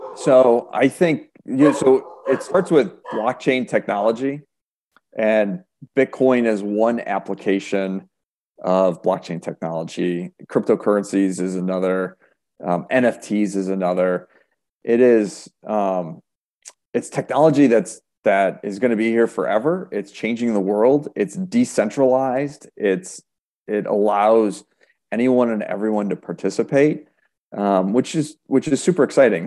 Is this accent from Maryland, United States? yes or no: no; Rochester, New York, United States; also born or lived in Buffalo, New York / Erie, Pennsylvania; I was born and raised in Rochester